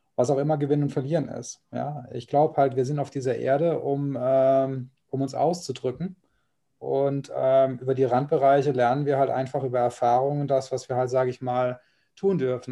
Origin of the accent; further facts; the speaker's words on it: Kaiserslautern region, Rhineland-Palatinate, Germany; ich komme ja aus der Region